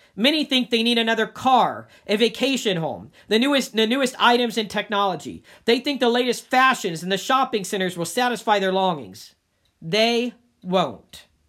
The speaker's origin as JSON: {"language": "English", "town": "Dayton", "region": "Ohio", "country": "United States", "tie": "born or raised there", "also_born_or_lived": "Cincinnati", "moved": "as an adult", "lives_now": "Northeast Ohio, United States", "said": "I moved from Cincinnati, though I'm originally from Dayton."}